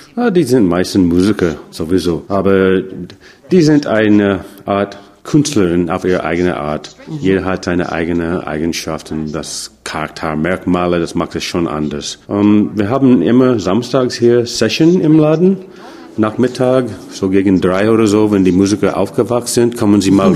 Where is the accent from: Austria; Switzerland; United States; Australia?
United States; German is a second language; now in Freiburg, Germany; wo ich herkomme aus den Staaten